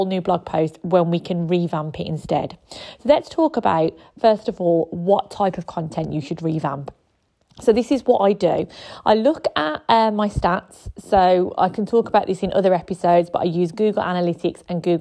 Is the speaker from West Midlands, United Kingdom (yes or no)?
yes; Birmingham, West Midlands, United Kingdom; If you can't tell from my accent, I am from Birmingham.